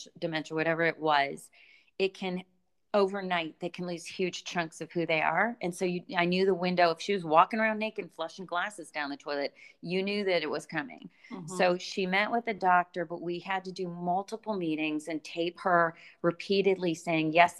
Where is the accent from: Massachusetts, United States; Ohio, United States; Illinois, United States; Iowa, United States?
Massachusetts, United States; Boston; moved away; I'm from Boston